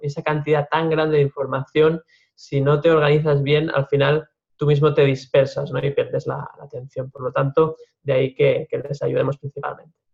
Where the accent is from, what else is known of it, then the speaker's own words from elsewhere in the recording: Lleida, Catalonia, Spain; cursé la, carrera de ingeniería técnica forestal en, en mi ciudad natal, en Lleida